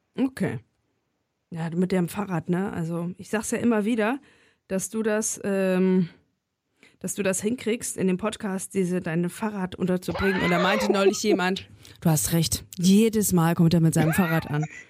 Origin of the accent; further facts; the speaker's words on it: a village in Thuringia, Germany; now in Berlin, Germany; fahre ich nochmal ins thüringische Dorf und treffe mich da mit zwei äh, Schulfreundinnen.